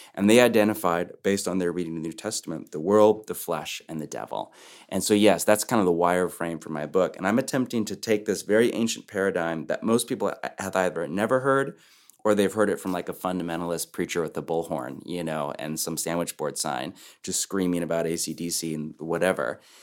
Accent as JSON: {"language": "English", "area": "Bay Area, Silicon Valley", "region": "California", "country": "United States", "tie": "born or raised there", "moved": "yes", "lives_now": "Portland, United States", "said": "I've spent my whole life on the West Coast, born and raised in the Bay Area, Silicon Valley, then moved to Portland."}